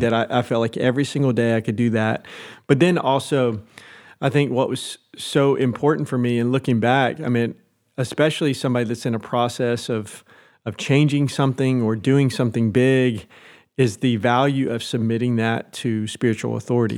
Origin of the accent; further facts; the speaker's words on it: Nashville, Tennessee, United States; moved away as an adult; also born or lived in Sulphur Springs, Texas; now in Cincinnati, United States; I'm from Nashville, Tennessee originally.